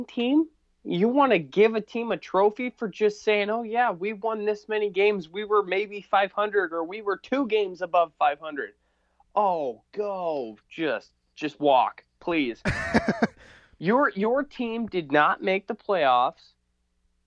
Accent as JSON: {"language": "English", "region": "Nebraska", "country": "United States", "said": "I'm from Nebraska"}